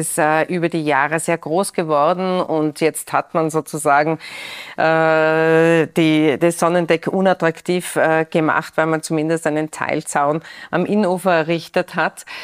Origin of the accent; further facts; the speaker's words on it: Tyrol, Austria; bei uns in Tirol